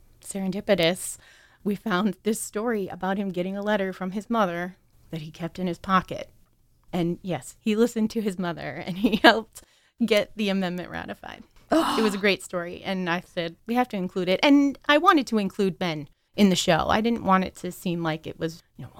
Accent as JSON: {"language": "English", "area": "near Sunbury", "region": "Pennsylvania", "country": "United States", "tie": "born or raised there", "said": "the Daily Item from Sunbury, Pennsylvania, which is close to where I grew up"}